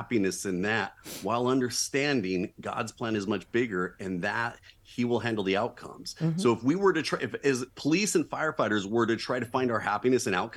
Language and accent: English; Southern California, United States; born and raised in Southern California